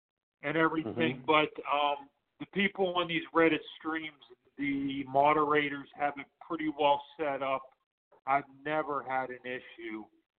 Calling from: Pittsburgh, Pennsylvania, United States; in Pittsburgh.

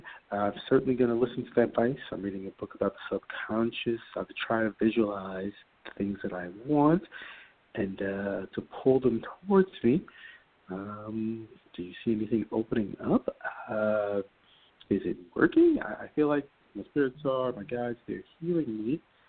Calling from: New York, United States; I'm calling from New York. It really is an East Coast day.

